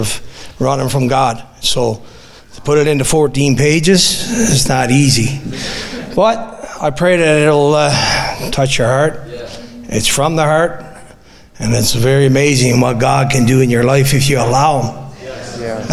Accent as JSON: {"language": "English", "region": "Newfoundland and Labrador", "country": "Canada", "tie": "born or raised there", "also_born_or_lived": "Fort McMurray / Spruce Grove", "moved": "as an adult", "said": "if you can tell by my accent, I'm from Newfoundland"}